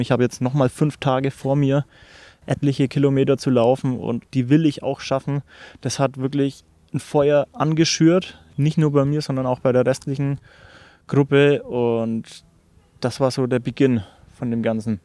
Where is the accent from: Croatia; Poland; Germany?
Germany; ich bin Landei, also ich bin am Land aufgewachsen